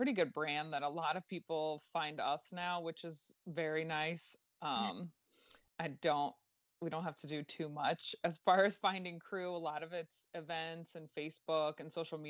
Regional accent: Fort Lauderdale, Florida, United States; now in West Palm Beach, United States; I grew up in Fort Lauderdale

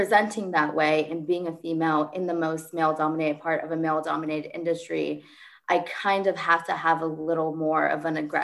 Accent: Fresno, California, United States; moved away as an adult; also born or lived in Clemson, South Carolina; I grew up in Fresno, so I had never been away from home.

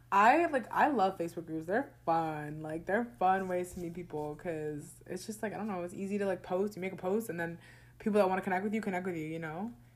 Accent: New Jersey, United States; also born or lived in Orlando, Florida; I grew up in New Jersey, but I feel like my second home is there in Florida

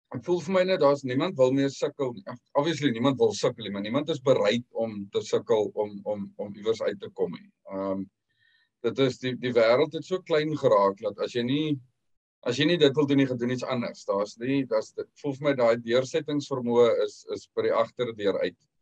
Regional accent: Western Cape, South Africa; moved away as an adult; also born or lived in England; now in United Kingdom; ons is 6 maande hier so ons het uh, einde Junie gekom.

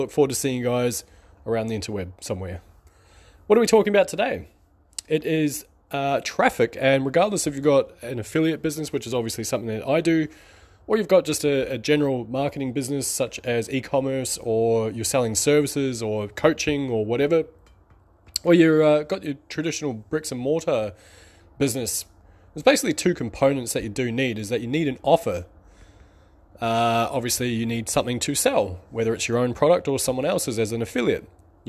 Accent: New Zealand; Or actually, I'm from New Zealand, so we have a black and white bird called a magpie.

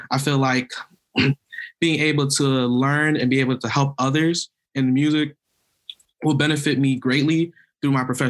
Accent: Broward County, Florida, United States; now in Tallahassee, United States; I am currently a second year music education student from Broward County, Florida.

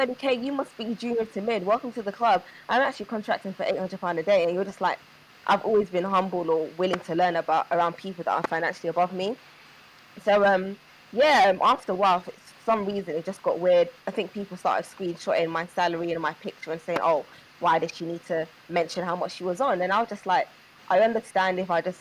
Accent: London, United Kingdom; I grew up in Peckham.

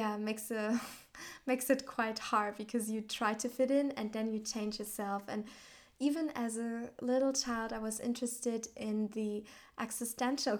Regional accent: Southern Germany, Germany; also born or lived in Australia / Thailand / Finland; I grew up in a tiny village in southern Germany

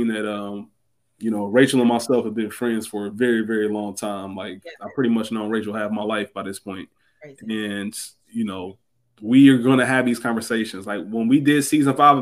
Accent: Cincinnati, Ohio, United States; I'm from Cincinnati, Ohio

